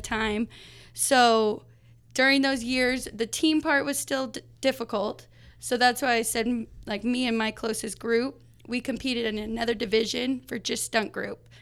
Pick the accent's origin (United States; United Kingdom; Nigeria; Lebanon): United States; Las Vegas, Nevada; I was born and raised in Las Vegas